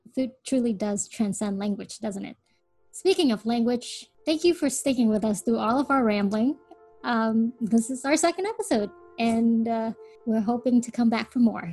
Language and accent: English; United States